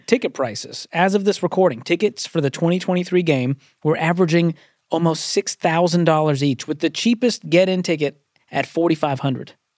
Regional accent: Boston, Massachusetts, United States; moved away; I'm from Boston, so I'm, I was, just grew up as a Boston general fan of all the Boston teams.

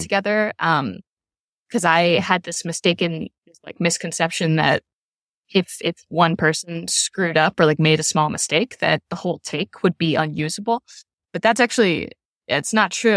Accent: Louisville, Kentucky, United States; my hometown, in Louisville

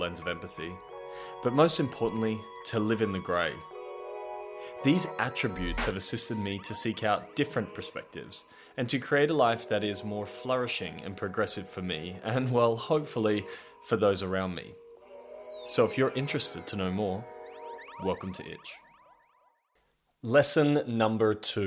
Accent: Australia; I'm 32 years old and I'm from Australia.

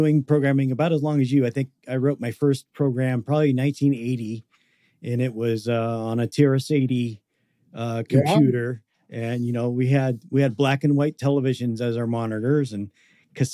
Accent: Seattle, Washington, United States; I'm from the Seattle area.

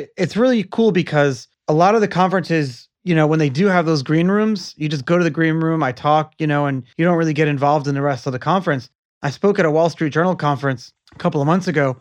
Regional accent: New York, United States; now in Florida, United States; I'm from New York

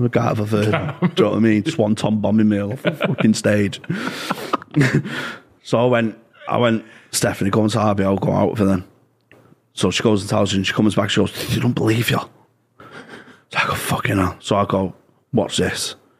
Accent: Gorton, North West England, United Kingdom

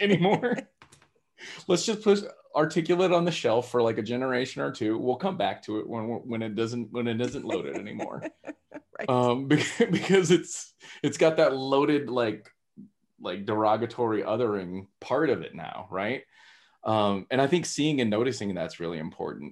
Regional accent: Texas, United States; growing up in Texas, uh, that's where my roots are

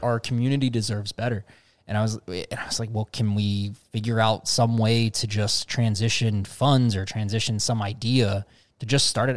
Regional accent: Cincinnati, Ohio, United States; Cincinnati, uh, my hometown

